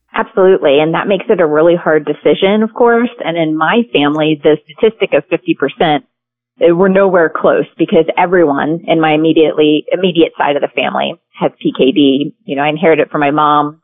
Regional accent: Pennsylvania, United States; moved away as an adult; now in California, United States; we grew up in Pennsylvania

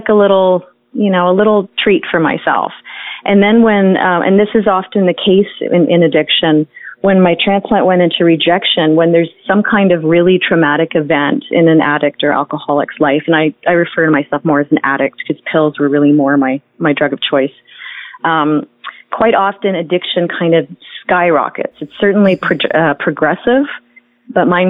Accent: Toronto, Ontario, Canada; I grew up in Toronto, Canada

